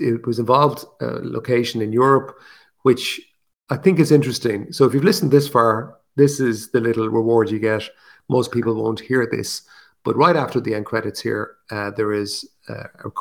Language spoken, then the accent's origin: English; Ireland; accent: Irish; my Irish accent